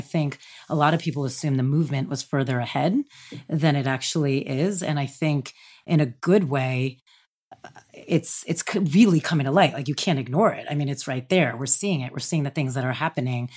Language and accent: English; New Jersey, United States; I'm from New Jersey, right outside the city.